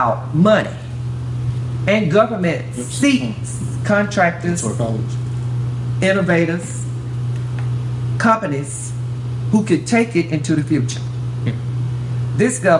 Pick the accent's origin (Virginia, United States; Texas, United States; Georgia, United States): Georgia, United States; I'm from Georgia